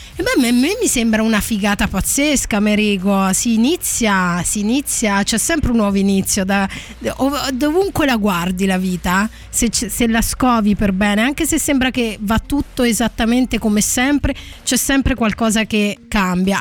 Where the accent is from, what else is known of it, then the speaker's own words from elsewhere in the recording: L'Aquila, Abruzzo, Italy; L'Aquila, cioè sono nata all'Aquila, poi sono in realtà originaria di un piccolo borgo medievale